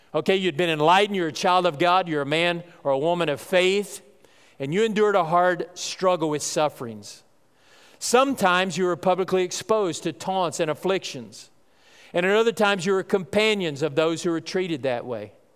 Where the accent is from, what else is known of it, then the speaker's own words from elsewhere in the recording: North Texas, United States; I grew up in North Texas